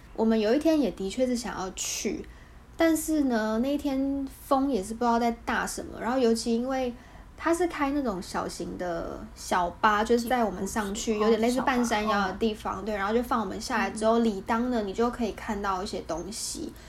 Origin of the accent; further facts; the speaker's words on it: Taiwan; also born or lived in Vietnam; 我是台湾人